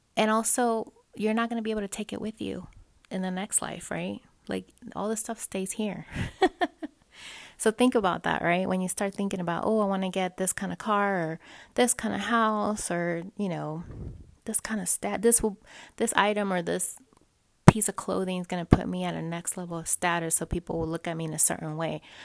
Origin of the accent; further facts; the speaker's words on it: Dallas, Texas, United States; moved away; I have family there anyways. I'm from Dallas